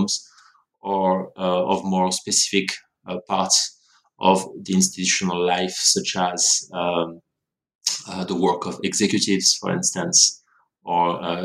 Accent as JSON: {"language": "English", "country": "France", "tie": "born or raised there", "also_born_or_lived": "Montreal, Canada", "moved": "as an adult", "lives_now": "Australia", "said": "I grew up in France, where I did my studies in sociology"}